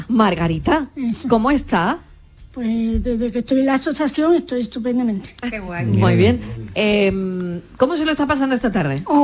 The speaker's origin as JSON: {"language": "Spanish", "town": "Málaga", "region": "Andalusia", "country": "Spain", "said": "yo estoy muy, muy malagueña, soy"}